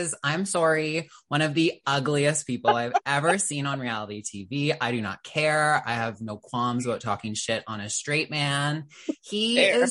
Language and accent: English; Canada; I am a Canadian